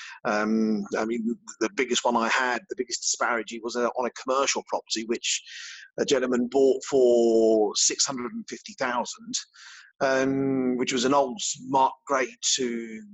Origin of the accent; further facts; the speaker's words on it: Slough, South East England, United Kingdom; I started off with a small insurance brokers when I grew up in Slough